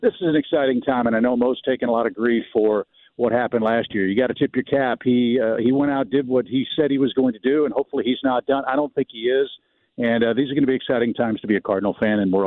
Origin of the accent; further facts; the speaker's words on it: St. Louis, Missouri, United States; I grew up in St. Louis